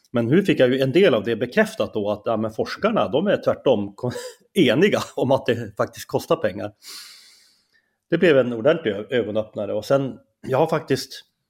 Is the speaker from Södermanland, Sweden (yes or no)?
no; Skellefteå, Västerbotten County, Sweden; accent: Norrland dialect; moved away as an adult; also born or lived in Umeå; now in Stockholm, Sweden; jag är ju från Norrland, det kanske man hör på min dialekt direkt